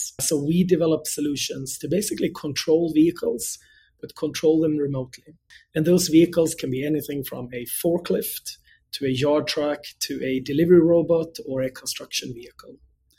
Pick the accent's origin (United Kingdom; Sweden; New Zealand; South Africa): Sweden; Gothenburg, Västra Götaland; English is a second language; moved away as an adult; now in United States; So born and bred in Sweden. That's where I grew up, actually on the West Coast in a city called Gothenburg, where I attended the Gothenburg University.